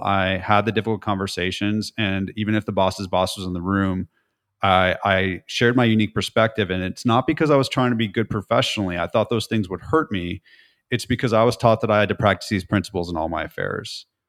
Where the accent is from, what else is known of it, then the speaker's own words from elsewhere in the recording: California, United States; moved away as an adult; now in Nashville, United States; I'm from California, but I've spent the last seventeen years in Nashville.